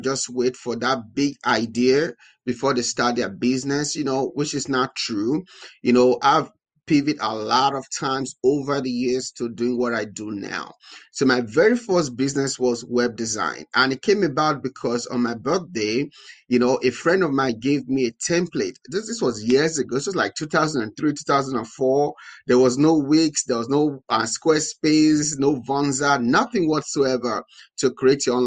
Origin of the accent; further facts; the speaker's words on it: Nigeria; moved away as an adult; now in United States; I'm originally from Nigeria. I was born and raised in Nigeria